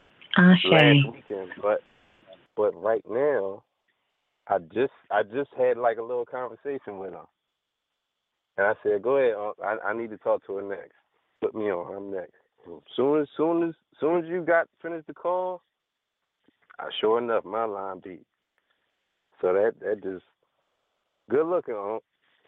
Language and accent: English; Philadelphia, Pennsylvania, United States; I'm from Philadelphia, Pennsylvania